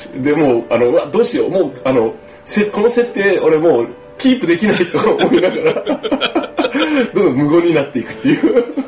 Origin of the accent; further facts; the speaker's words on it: Kumamoto, Japan; accent: Kumamoto dialect; moved away; 自分の言葉がね熊本弁に戻っていく